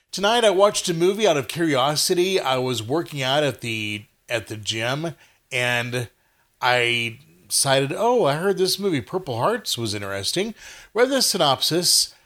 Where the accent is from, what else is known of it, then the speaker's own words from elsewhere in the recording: Texas, United States; I'm a Texan